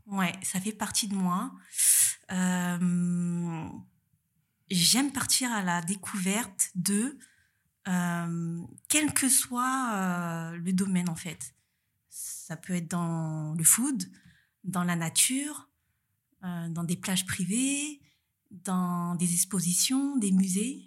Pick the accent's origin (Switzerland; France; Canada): France; Saint-Denis, Île-de-France; moved away as an adult; also born or lived in Paris; now in Nice, France; je viens de Paris, plutôt, enfin, plus précisément de la banlieue parisienne, Saint-Denis. Et donc, j'ai vécu 27 ans à Paris